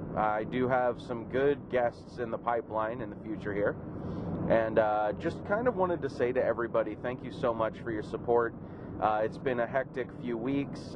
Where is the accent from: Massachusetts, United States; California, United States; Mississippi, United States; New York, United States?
California, United States; growing up in California in the in the in, in my teenage years